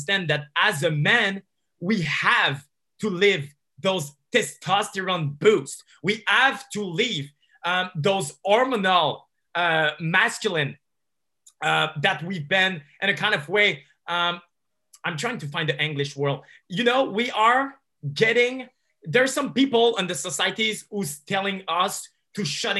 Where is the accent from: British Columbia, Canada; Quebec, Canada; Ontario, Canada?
Quebec, Canada; Montreal; I'm from Montreal. So there's a community of pickup artists over here.